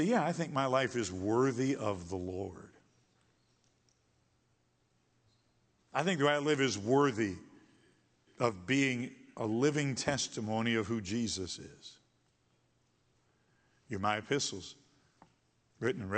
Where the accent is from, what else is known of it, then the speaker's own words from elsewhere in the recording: Michigan, United States; I was from Michigan